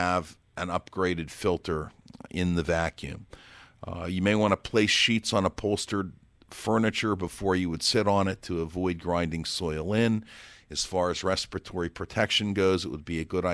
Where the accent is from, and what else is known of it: Pittsburgh, Pennsylvania, United States